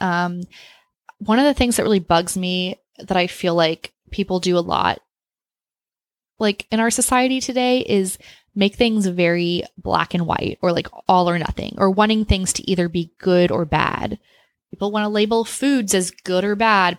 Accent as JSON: {"language": "English", "town": "Austin", "region": "Texas", "country": "United States", "tie": "born or raised there", "said": "I grew up in Austin"}